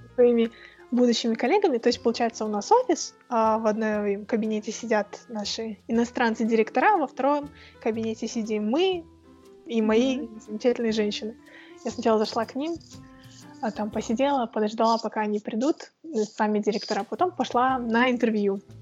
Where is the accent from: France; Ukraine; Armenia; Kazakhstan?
Kazakhstan; also born or lived in Moscow; у нас в Казахстане